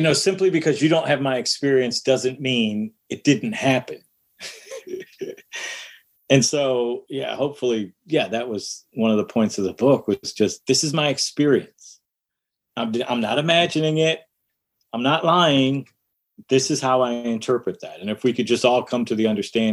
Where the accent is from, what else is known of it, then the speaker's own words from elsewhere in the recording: Detroit, Michigan, United States; one of my experiences growing up in Detroit was playing basketball in the backyard